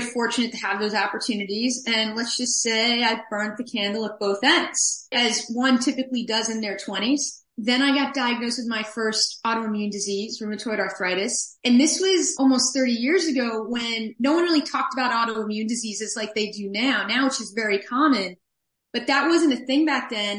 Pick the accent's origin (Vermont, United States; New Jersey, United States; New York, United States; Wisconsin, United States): New York, United States; New York City; moved away as an adult; now in Seattle, United States; I'm from New York City area originally